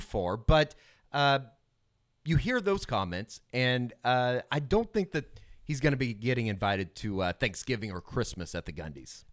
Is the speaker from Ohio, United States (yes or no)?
no; Oklahoma City, Oklahoma, United States; growing up in Oklahoma City